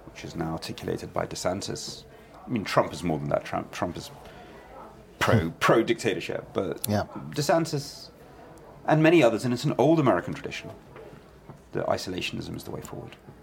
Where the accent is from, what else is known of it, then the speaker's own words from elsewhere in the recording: London, United Kingdom; also born or lived in Kyiv, Ukraine; I grew up in London with no knowledge of where I'd been born.